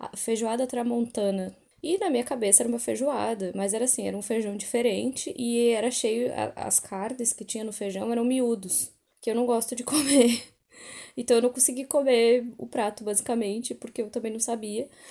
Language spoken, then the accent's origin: Portuguese; Brazil; now in London, United Kingdom; eu sou brasileira